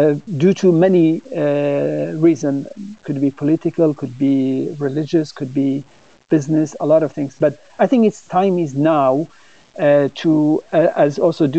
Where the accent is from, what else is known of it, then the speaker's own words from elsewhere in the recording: Sweden; because growing up in Sweden and have been working internationally